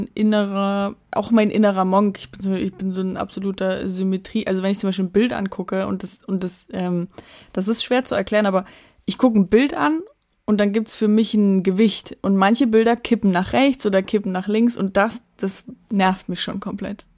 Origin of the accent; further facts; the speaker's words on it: Dresden, Saxony, Germany; da wo ich aufgewachsen bin, in Blasewitz